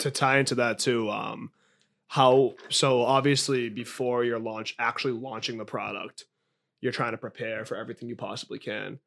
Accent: Boston, Massachusetts, United States; growing up in Eastie

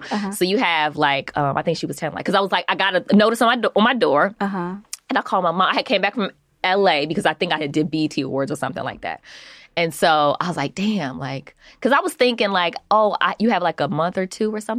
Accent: Omaha, Nebraska, United States; born there; So, but I'm born I was born in Omaha, Nebraska.

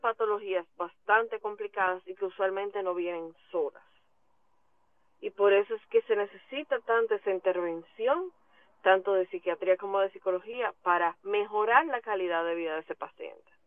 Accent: Dominican Republic; como dominicanos

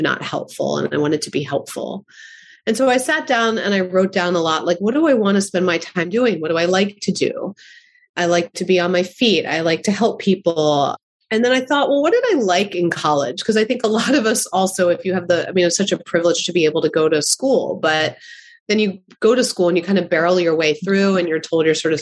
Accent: Baltimore, Maryland, United States; I grew up in Baltimore

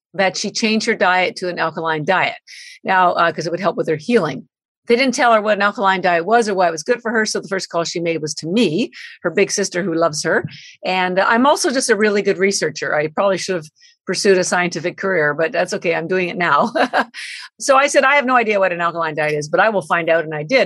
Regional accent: Canada; now in Boston, United States; I'm Canadian by birth. I've lived in Boston 33 years

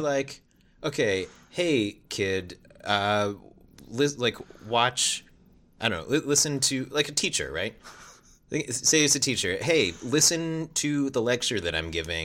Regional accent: East Coast, United States; also born or lived in Washington, D.C.; I'm from the East Coast.

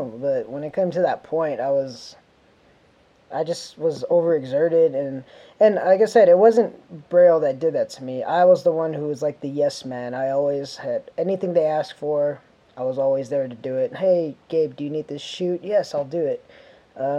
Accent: Phoenix, Arizona, United States; now in California, United States; I'm from Phoenix, Arizona

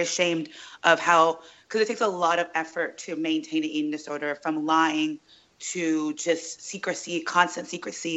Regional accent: Sacramento, California, United States; moved away as an adult; also born or lived in New York; now in Los Angeles, United States; I was raised in Sacramento

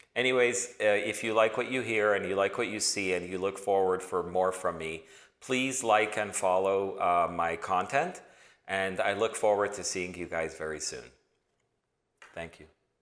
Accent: Toronto, Ontario, Canada; moved away as an adult; also born or lived in New York; originally born and raised in Toronto

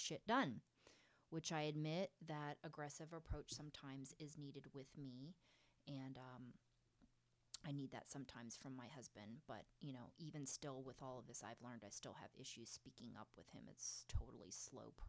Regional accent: Pennsylvania, United States; my upbringing in a small town in Pennsylvania

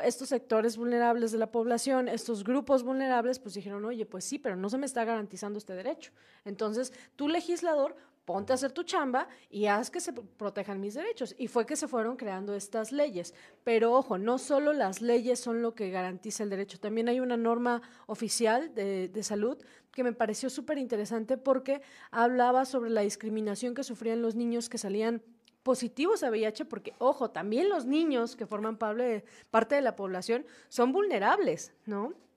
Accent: Mexico; como sociedad, como cultura mexicana

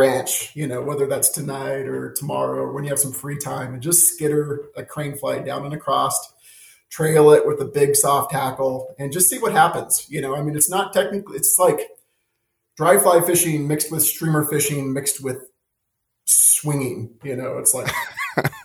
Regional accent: Nevada, United States; now in Southwest Montana, United States; Growing up in Nevada

